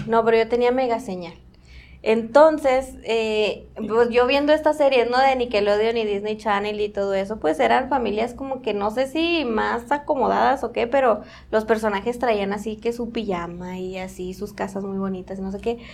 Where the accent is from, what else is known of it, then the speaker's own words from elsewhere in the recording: Mexico; nos sentimos bien mexicanos